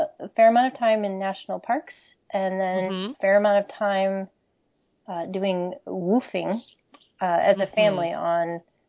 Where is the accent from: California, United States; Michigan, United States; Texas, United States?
Michigan, United States; moved away as an adult; also born or lived in Connecticut / Jamaica; now in Vermont, United States; So I grew up in Michigan, as did my husband. Different locations growing up. I spent 5 years in Connecticut as a child and 1 year in Jamaica.